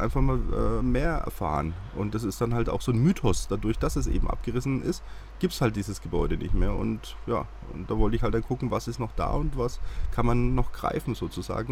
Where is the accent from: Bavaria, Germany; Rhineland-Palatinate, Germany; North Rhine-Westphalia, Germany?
Bavaria, Germany; Haßfurt; moved away; also born or lived in Schweinfurt / Munich; in Schweinfurt geboren und ah, bei Haßfurt ah. groß geworden